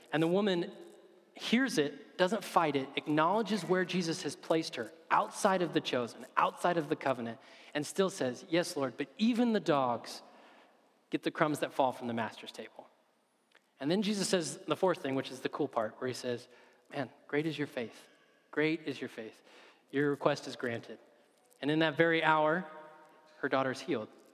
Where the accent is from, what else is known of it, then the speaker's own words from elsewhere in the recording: United States; as an American